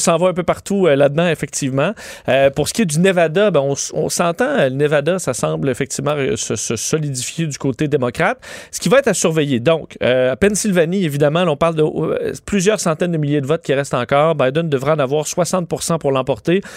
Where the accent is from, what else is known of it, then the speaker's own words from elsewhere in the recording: Quebec, Canada; chez nous au Québec